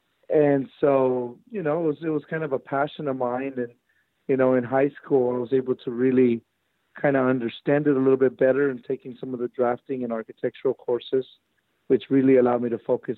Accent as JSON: {"language": "English", "town": "Long Beach", "region": "California", "country": "United States", "tie": "born or raised there", "also_born_or_lived": "Mexico / Compton", "said": "I came here to the United States when I was about a year and a half. Grew up in Long Beach in Compton."}